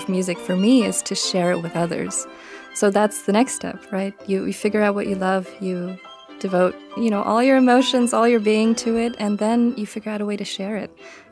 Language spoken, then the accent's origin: English; Overland Park, Kansas, United States; moved away; That's where I grew up, in Overland Park, because it's so green